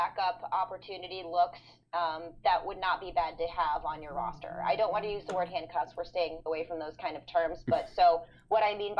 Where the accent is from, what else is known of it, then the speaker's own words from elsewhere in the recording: St. Louis, Missouri, United States; even though I'm from St. Louis